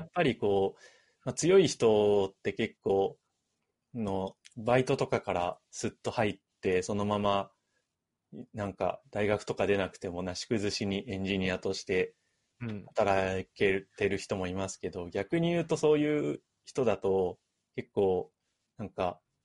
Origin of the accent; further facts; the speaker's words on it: Ibaraki, Japan; now in Tokyo, Japan; 僕も結構茨城出身